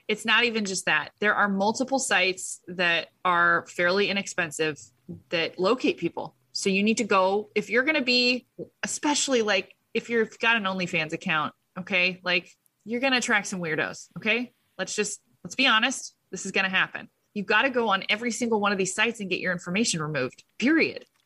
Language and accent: English; United States; I'm an American